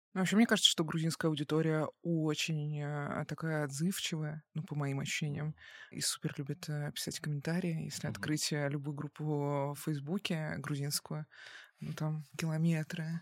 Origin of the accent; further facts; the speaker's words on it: Russia; now in Georgia; я из России